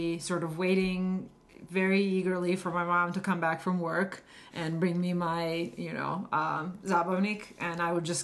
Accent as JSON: {"language": "English", "country": "Serbia", "tie": "born or raised there", "moved": "yes", "said": "when I was growing up in Yugoslavia"}